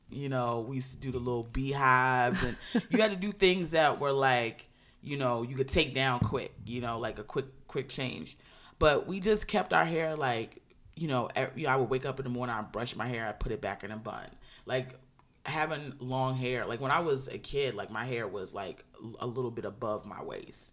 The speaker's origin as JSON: {"language": "English", "region": "Maryland", "country": "United States", "tie": "born or raised there", "said": "I grew up relatively conservatively in Maryland"}